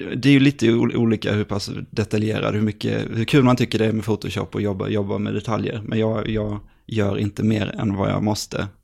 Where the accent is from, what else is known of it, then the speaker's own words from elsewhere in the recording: Jönköping, Jönköping County, Sweden; Jag kommer från, eh, från Jönköping